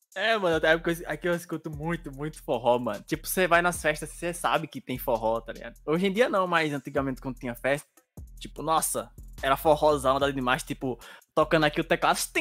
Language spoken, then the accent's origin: Portuguese; Bahia, Brazil; Eu sou da Bahia